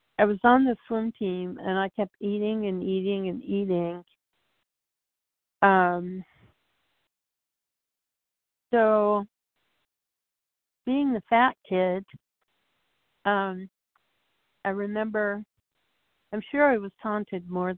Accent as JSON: {"language": "English", "town": "Portland", "country": "United States", "tie": "born or raised there", "said": "I was born and raised in Portland"}